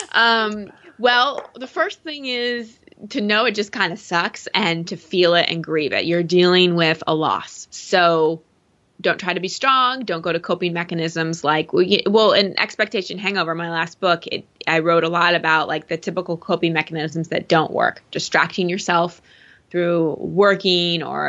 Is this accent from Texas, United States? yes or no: yes; Texas, United States; I'm from Texas.